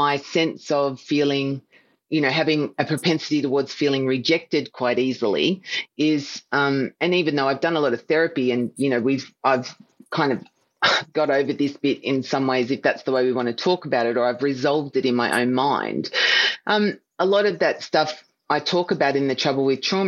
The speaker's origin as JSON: {"language": "English", "town": "Melbourne", "region": "Victoria", "country": "Australia", "tie": "born or raised there", "said": "I am the youngest of five children and I was born in Melbourne."}